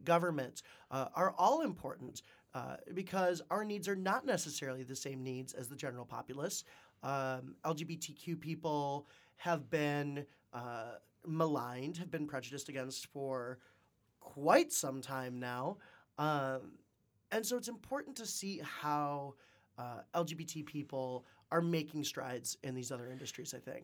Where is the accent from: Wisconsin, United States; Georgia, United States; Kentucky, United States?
Wisconsin, United States; moved away as an adult; also born or lived in Nebraska / China; now in Detroit, United States; I'm originally from Shaniqua, Wisconsin